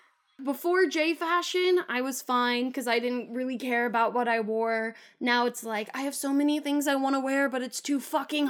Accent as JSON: {"language": "English", "region": "California", "country": "United States", "said": "I'm a Californian."}